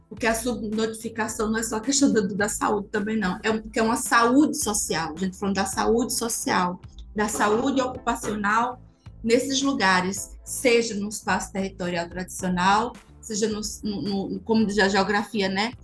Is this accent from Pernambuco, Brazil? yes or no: yes; Pankararu people, Sertão Pernambucano, Pernambuco, Brazil; sou indígena, sou do povo Pancararu, venho do Bimacatinga